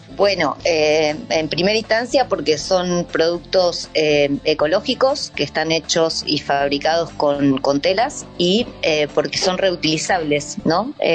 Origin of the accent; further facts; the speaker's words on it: Argentina; moved away as an adult; now in New Zealand; soy argentina